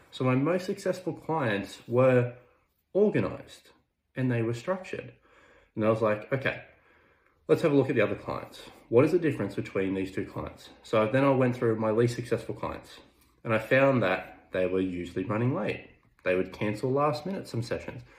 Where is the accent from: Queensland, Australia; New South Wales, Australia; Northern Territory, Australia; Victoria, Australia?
New South Wales, Australia; Orange; I was working in my hometown at Orange, New South Wales